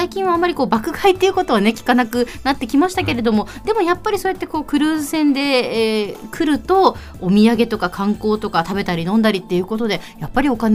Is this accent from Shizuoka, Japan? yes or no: no; Nagasaki, Japan; あの実は私長崎出身です